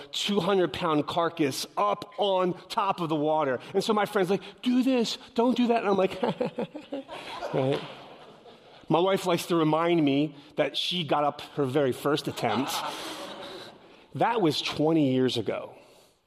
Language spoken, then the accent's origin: English; Philadelphia, Pennsylvania, United States; I'm from Philadelphia, the concrete jungle.